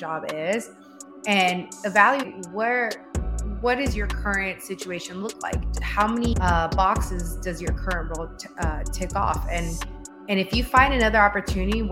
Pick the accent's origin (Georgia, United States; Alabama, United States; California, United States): California, United States; San Fernando; I grew up in San Fernando Valley. So in a small city in San Fernando